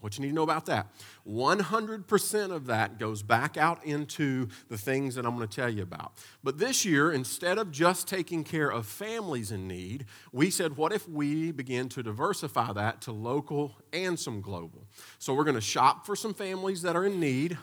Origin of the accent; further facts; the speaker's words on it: United States; As American people